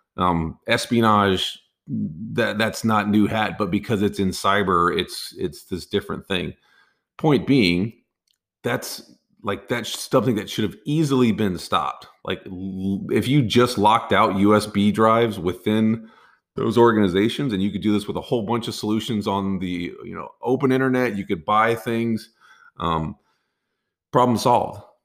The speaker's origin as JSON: {"language": "English", "region": "Texas", "country": "United States", "said": "I'm from Texas"}